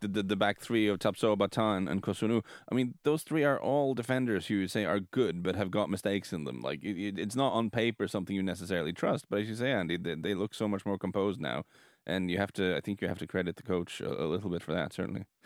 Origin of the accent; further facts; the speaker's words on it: Norway; we're from Norway